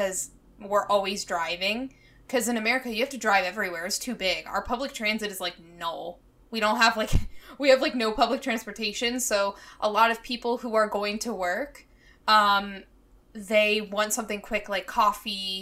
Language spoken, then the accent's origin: English; United States; moved away as an adult; now in South Korea; as an American